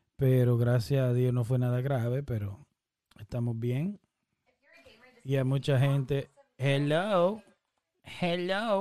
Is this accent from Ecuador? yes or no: no; Dominican Republic; somos dominicanos